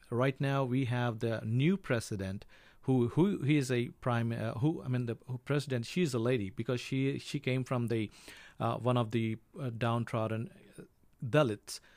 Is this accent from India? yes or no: yes; India; I'm from India